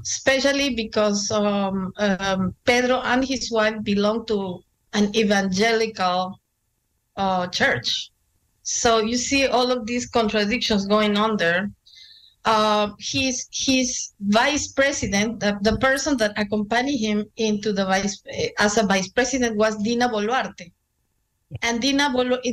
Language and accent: English; Lima, Peru; moved away; growing up in Lima, in a middle class, sort of middle class, for Indian standards, we were middle class.